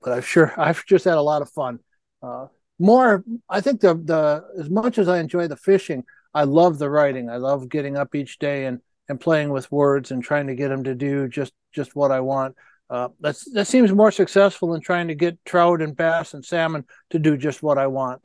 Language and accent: English; United States; born or raised there